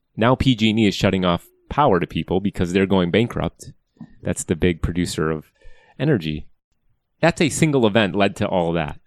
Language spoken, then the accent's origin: English; Wisconsin, United States; now in California, United States; I grew up in Wisconsin, a long line of farmers.